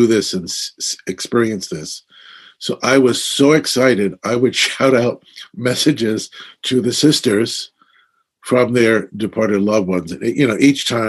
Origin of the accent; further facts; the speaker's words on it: New York City, New York, United States; when I was a kid growing up in Brooklyn